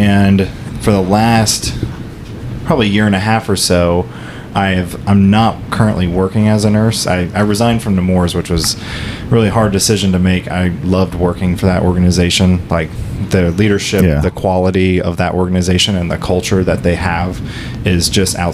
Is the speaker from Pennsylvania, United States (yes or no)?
no; St. Cloud, Florida, United States; moved away as an adult; also born or lived in Kissimmee, Florida; now in North Central Florida, United States; I was born and raised in St. Cloud, and it just got way too crowded